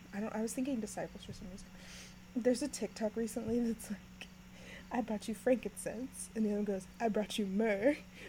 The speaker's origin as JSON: {"language": "English", "region": "Kansas", "country": "United States", "said": "I'm from Kansas"}